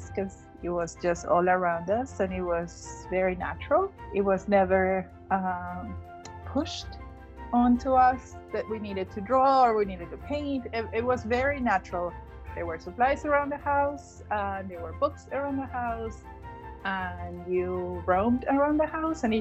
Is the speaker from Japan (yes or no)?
no; Lima, Peru; first language Spanish; English is a second language; moved away as an adult; now in United States; I was born and raised in Lima, Peru, in South America.